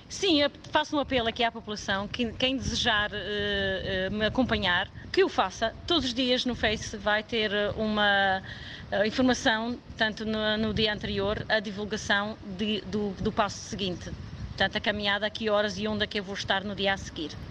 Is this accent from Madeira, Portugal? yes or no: yes; Madeira, Portugal; na minha ilha onde eu nasci